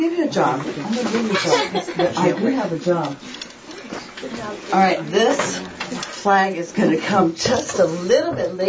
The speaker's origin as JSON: {"language": "English", "country": "Japan", "tie": "born or raised there", "said": "My whole family went because I grew up in Japan."}